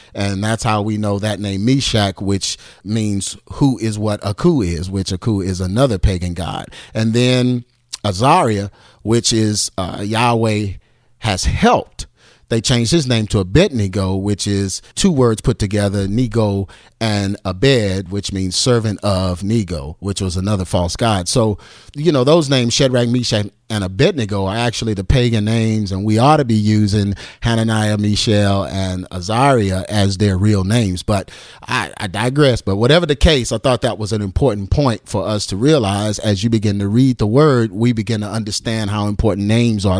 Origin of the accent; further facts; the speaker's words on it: Texas, United States; I'm from Texas, so I say fire.